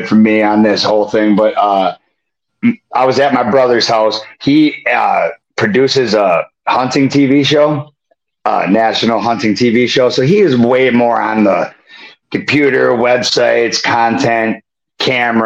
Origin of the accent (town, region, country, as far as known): Prescott, Wisconsin, United States; born or raised there